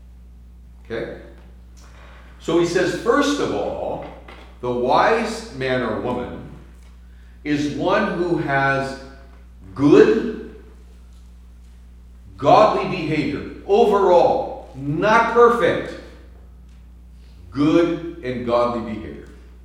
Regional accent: San Francisco, California, United States; I'm from San Francisco

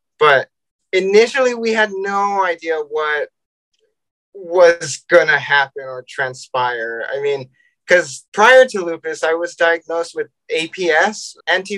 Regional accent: San Diego, California, United States; I'm from San Diego, California

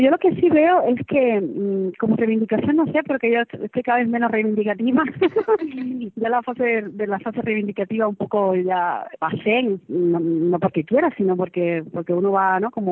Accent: Cuba; Yo, que además no soy izquierdosa para nada, porque ya vengo, vengo escaldada de Cuba

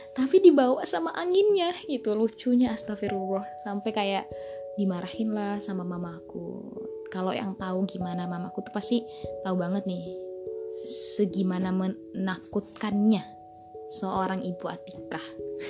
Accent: Bima, West Nusa Tenggara, Indonesia; aku S D di tempat ngajarnya, eh, mama aku. di desa aku sendiri, yaitu Desa Samili

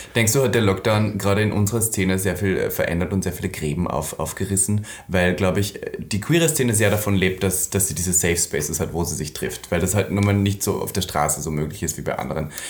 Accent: Austria; Und ich bin ja Österreicherin. Von daher, ich komme ja auch vom Land

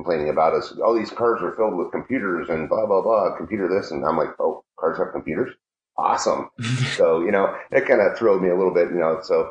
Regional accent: Wellsboro, Pennsylvania, United States; I'm from Wellsboro

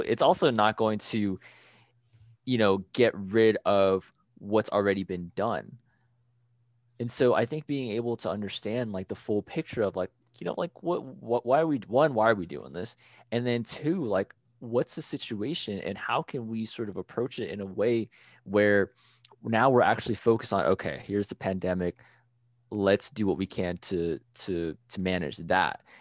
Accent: United States; I am Thai American.

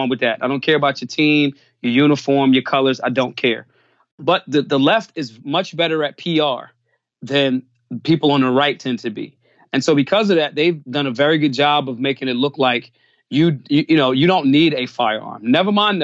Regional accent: Philadelphia, Pennsylvania, United States; I'm from Philly, born and raised

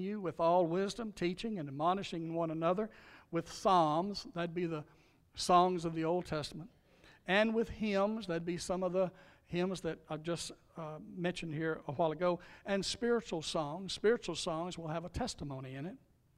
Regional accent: Louisiana, United States; I grew up in Louisiana. I grew up in a logging community around hardworking people

